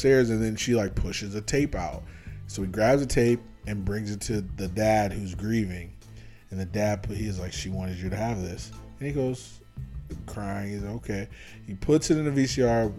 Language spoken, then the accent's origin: English; United States; as an American.